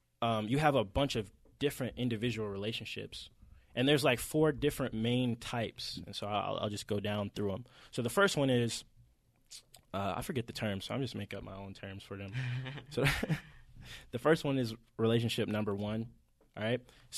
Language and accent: English; Atlanta, Georgia, United States; If you can't tell, we're obviously from Atlanta, all three of us.